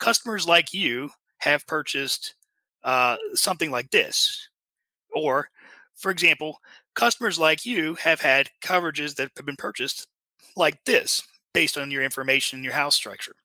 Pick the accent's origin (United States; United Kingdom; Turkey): United States; Lake Charles, Louisiana; my hometown is a place called Lake Charles, Louisiana